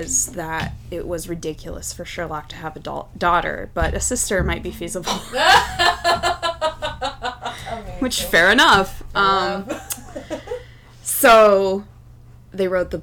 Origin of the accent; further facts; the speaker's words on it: United States; I'm American